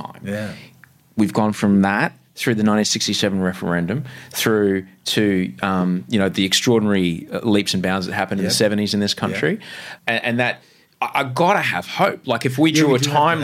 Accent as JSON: {"language": "English", "region": "Queensland", "country": "Australia", "tie": "born or raised there", "said": "growing up in Queensland"}